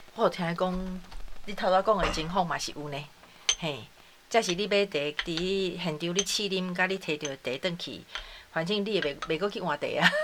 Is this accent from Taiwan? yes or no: yes; Taiwan; 咱的台湾人